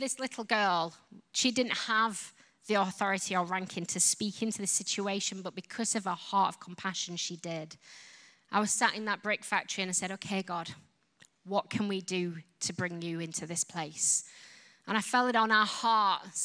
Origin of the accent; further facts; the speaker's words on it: Yorkshire and the Humber, United Kingdom; accent: Yorkshire; now in England; I come from Yorkshire. Yorkshire is like Alabama kind of accent.